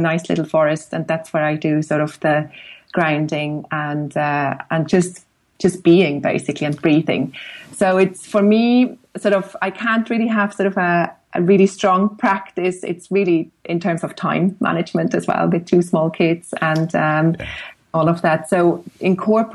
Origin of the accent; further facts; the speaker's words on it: Switzerland; moved away as an adult; now in Dublin, Ireland; growing up in Switzerland and with, you know, pretty much a view to the mountains from the classroom